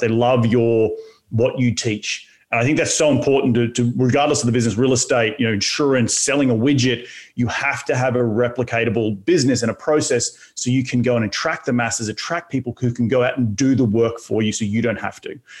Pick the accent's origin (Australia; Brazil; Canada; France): Australia; moved away; my home in my home country of Australia